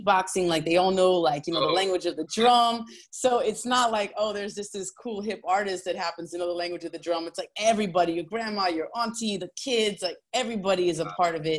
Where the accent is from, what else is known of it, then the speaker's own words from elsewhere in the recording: New York, United States; I grew up in New York